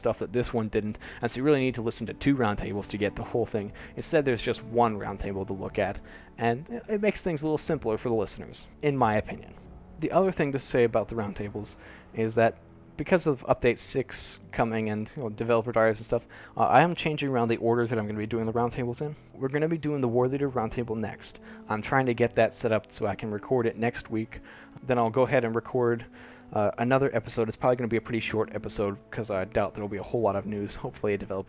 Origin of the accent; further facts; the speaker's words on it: United States; also born or lived in Cambodia; now in Singapore; I will most likely be moving to the United States, coming back to my home country